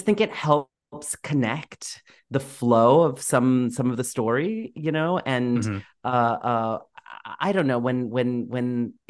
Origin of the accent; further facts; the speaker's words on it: New York, United States; also born or lived in Boston; So, you know, I was born in Boston. I don't remember living there at all. My family moved immediately, pretty quickly after I was born, to New York. And I spent the first 4 years of my life in Queens and Ozone Park.